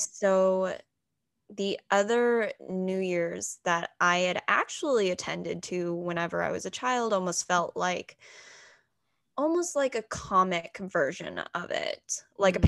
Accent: Texas, United States; first language English; moved away as an adult; also born or lived in Anhui, China; now in New York City, United States; my dad is a southern baptist pastor in texas

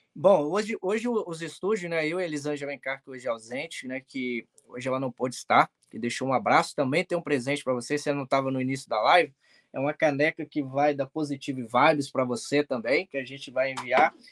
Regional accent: Vila Velha, Espírito Santo, Brazil; moved away as an adult; also born or lived in Jaguaré; now in United States; eu sou filho de uma cearense que é nordestina, mas nasci no Espírito Santo, no Sudeste

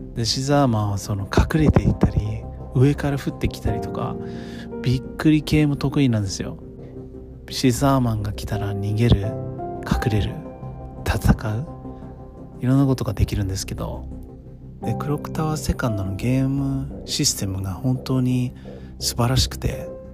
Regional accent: United States; now in Japan; 私はアメリカで生まれ育ったので

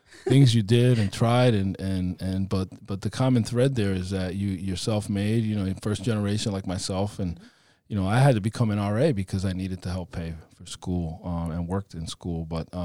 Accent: Providence, Rhode Island, United States

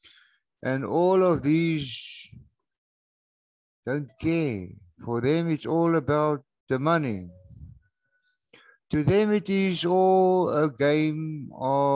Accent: South Africa; boertjie hier van Suid-Afrika af

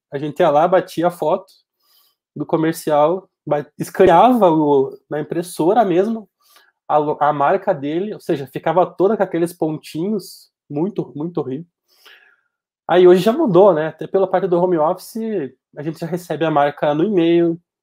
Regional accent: Passo Fundo, Rio Grande do Sul, Brazil; tenho 28 anos, sou daqui de Passo Fundo

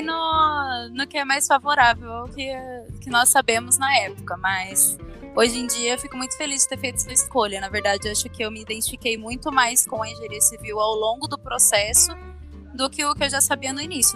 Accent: Campo Grande, Mato Grosso do Sul, Brazil; moved away as an adult; now in Curitiba, Brazil; Eu vim lá do interior, do Mato Grosso do Sul, Campo Grande

